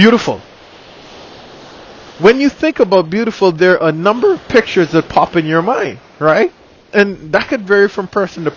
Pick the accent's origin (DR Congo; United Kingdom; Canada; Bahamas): Bahamas; I'm from the Bahamas.